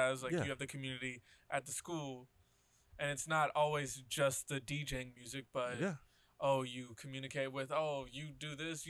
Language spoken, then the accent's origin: English; California, United States; I'm from California.